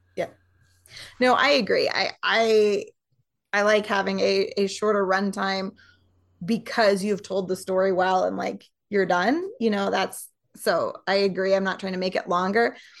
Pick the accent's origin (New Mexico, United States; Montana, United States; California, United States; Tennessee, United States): Montana, United States; moved away as an adult